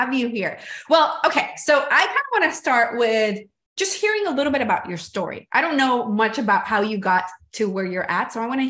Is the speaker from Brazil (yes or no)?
yes; Brazil; born there; moved away; also born or lived in Venezuela / Spain / United States / India; I was born in Brazil, moved to Venezuela, moved to Spain, to the US, to India. So I've lived all over the world too.